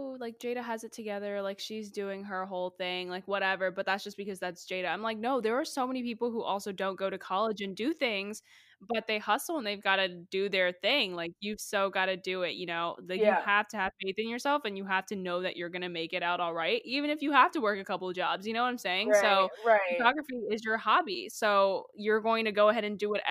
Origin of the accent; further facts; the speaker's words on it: Charlotte, North Carolina, United States; have a guest that's from my hometown of Charlotte, North Carolina.